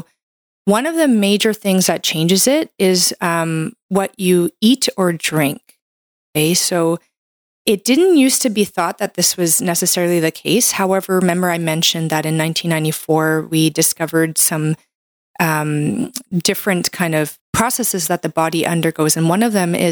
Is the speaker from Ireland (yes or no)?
no; Canada; I'm a Canadian medical doctor